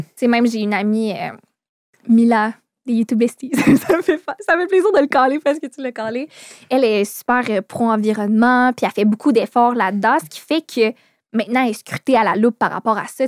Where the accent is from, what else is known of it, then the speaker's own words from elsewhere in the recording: Quebec City, Quebec, Canada; Je viens de Québec, puis mes parents voulaient pas me laisser coucher dehors à Montréal parce que j'avais 13 ans